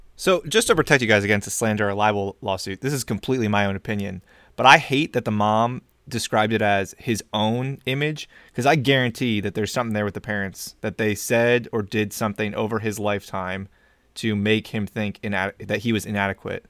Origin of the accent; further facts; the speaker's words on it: United States; I am American